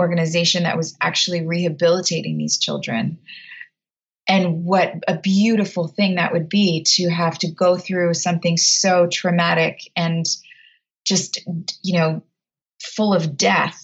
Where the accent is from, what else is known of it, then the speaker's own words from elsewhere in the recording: United States; also born or lived in Texas / New Jersey; I grew up in Texas and New Jersey